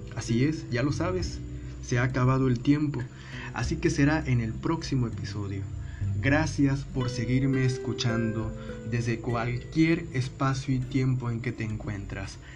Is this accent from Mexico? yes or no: yes; Monterrey, Nuevo León, Mexico; moved away; en el 2006 me mudo a mi ciudad de origen, a Monterrey, Nuevo León, México